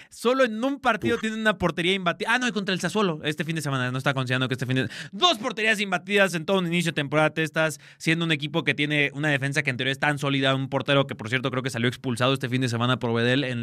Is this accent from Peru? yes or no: no; Mexico; como buen mexicano